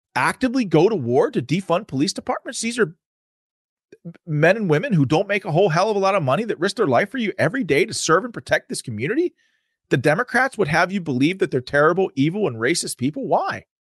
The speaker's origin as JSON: {"language": "English", "country": "United States", "tie": "born or raised there", "said": "I grew up in America, and in America that I loved"}